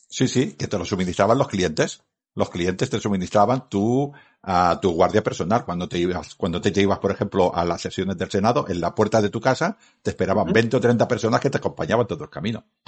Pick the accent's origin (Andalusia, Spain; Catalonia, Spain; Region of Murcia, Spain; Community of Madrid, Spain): Catalonia, Spain; Badalona; Y en mi ciudad natal, mi ciudad de donde yo crecí, en mi ciudad donde yo encontré a mi mujer y me casé, es Badalona